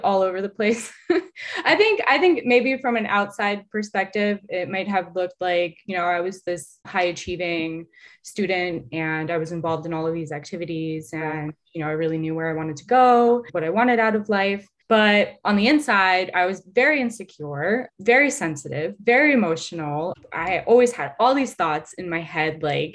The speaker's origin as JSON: {"language": "English", "country": "United States", "tie": "born or raised there", "said": "being a young girl growing up in the suburbs of America"}